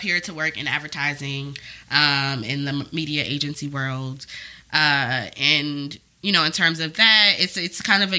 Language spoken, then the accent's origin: English; Hampton, Virginia, United States; moved away as an adult; also born or lived in Washington, D.C.; now in New York, United States; I'm from Virginia. I'm from Hampton